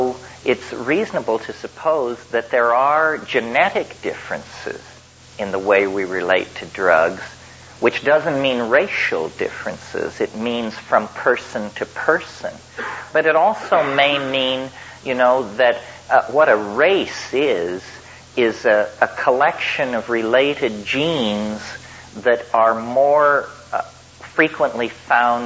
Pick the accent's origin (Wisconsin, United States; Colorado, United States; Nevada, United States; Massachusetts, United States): Colorado, United States; I grew up in Colorado